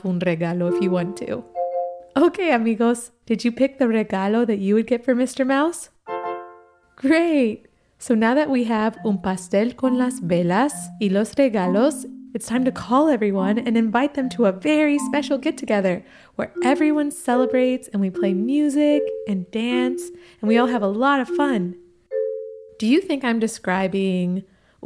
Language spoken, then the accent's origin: English; Ecuador; where I grew up in Ecuador